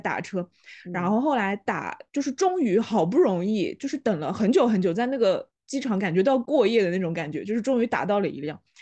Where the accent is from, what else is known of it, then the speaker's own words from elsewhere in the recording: Shanghai, China; 我是本地人